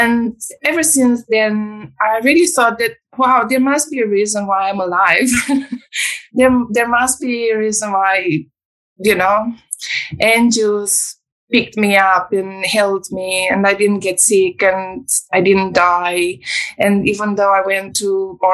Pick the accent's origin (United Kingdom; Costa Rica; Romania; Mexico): Romania; moved away; I come from Romania. I was born in 1986, which is communist Romania